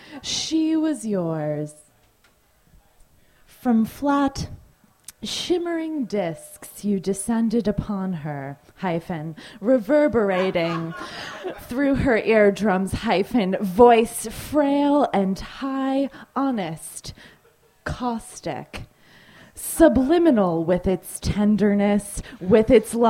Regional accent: New Canaan, Connecticut, United States; I'm from New Canaan, Connecticut, and that's

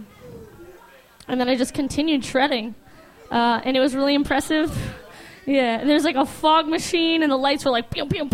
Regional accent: Flowery Branch, Georgia, United States; my hometown of Flowery Branch, Georgia

